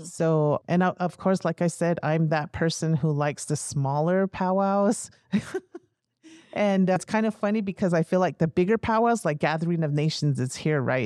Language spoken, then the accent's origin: English; United States; moved away as an adult; also born or lived in North Dakota; now in New Mexico, United States; I grew up on the Navajo Reservation with my mother's side of the family